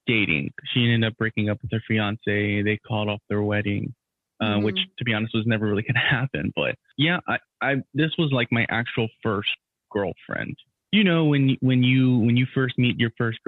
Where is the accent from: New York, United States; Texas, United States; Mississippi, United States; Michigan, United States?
Texas, United States; Houston; I'm from Houston